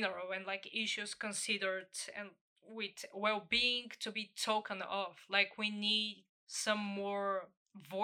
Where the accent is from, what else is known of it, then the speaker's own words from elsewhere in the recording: Bulgaria; my home country, Bulgaria